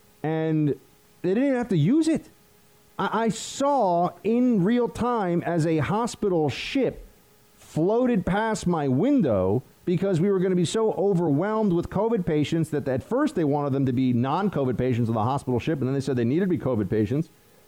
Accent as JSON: {"language": "English", "region": "New York", "country": "United States", "tie": "born or raised there", "said": "I grew up in Central New York, and I'm full-blooded Italian and Sicilian, and grew up with many, many, many, many Italians and Sicilians."}